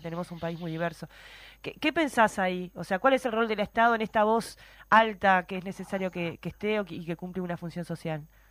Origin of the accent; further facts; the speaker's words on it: Maldonado, Uruguay; crecí en Maldonado